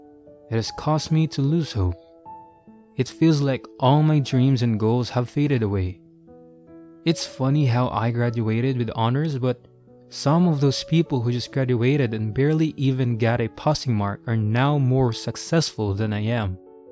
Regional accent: Sacramento, California, United States

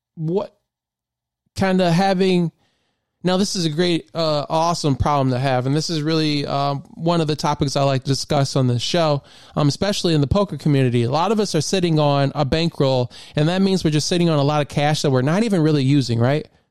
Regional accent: Memphis, Tennessee, United States; moved away as an adult; now in Maryland, United States; I really spent a lot of time, um, growing up in Memphis

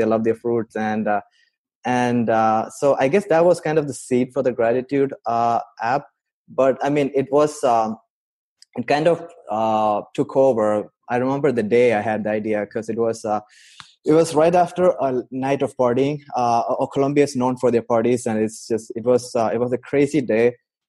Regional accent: Saudi Arabia; also born or lived in India; now in United States; I grew up in Saudi Arabia. I'm from India, but I spent most of my adult life in US.

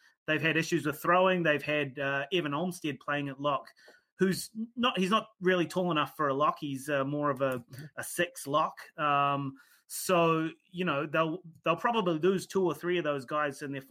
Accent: New Zealand; I'm a Kiwi

